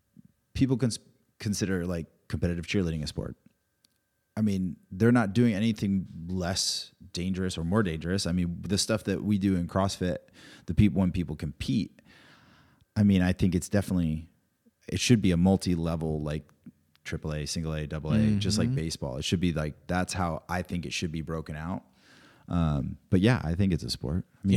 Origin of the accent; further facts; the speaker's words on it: Rhode Island, United States; He's from Vermont, I'm from Rhode Island originally.